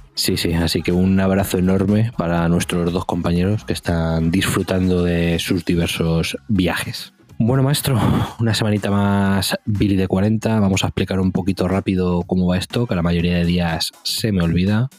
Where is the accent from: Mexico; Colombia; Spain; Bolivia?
Spain; Madrid, Community of Madrid; los que somos aquí de Madrid